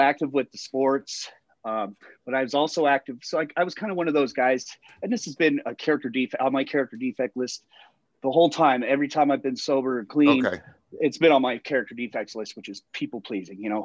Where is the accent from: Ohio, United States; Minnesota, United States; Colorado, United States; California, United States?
Colorado, United States; Littleton; I'm from Littleton. I grew up in Littleton